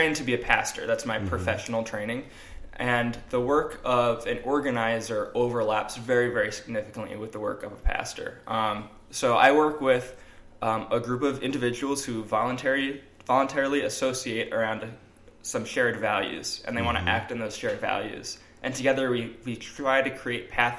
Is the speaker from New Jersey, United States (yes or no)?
yes; New Jersey, United States; moved away as an adult; also born or lived in Chicago area, Illinois; now in Rochester, United States; I'm from New Jersey originally